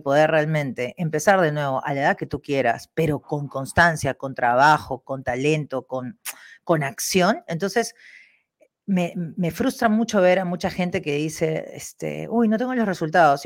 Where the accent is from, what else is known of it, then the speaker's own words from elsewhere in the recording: Peru; moved away; also born or lived in Spain / Germany; los peruanos, nosotros, trabajadores